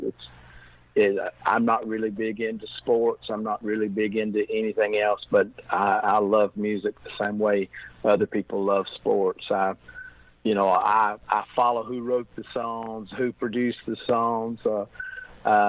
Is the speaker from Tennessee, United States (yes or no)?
yes; Tennessee, United States; moved away as an adult; now in Heber Springs, United States; I am from Tennessee